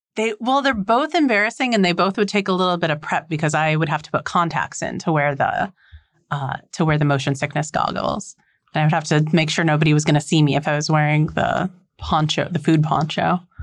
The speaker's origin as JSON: {"language": "English", "region": "North Dakota", "country": "United States", "said": "I am from North Dakota. So you could road trip out here and meet my family"}